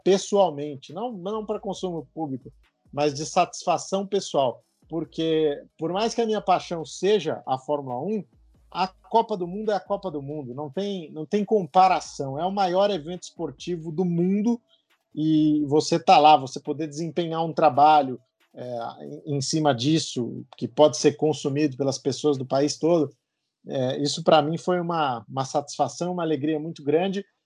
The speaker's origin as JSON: {"language": "Portuguese", "town": "Ribeirão Pires", "region": "São Paulo", "country": "Brazil", "said": "quando eu bati nas portas da, da rádio lá da minha cidade, de Ribeirão Pires, próximo aqui a São Paulo"}